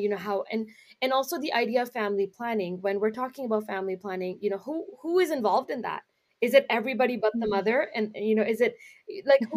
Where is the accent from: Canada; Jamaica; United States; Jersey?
Canada; Brampton, Ontario; we're in the Brampton area because that's where I'm from. That's where I grew up